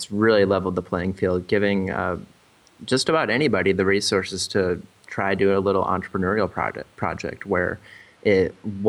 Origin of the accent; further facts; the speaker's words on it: Iowa, United States; I grew up actually in Iowa, small town Iowa, and always kind of wanted to get out, see the world, and go to different places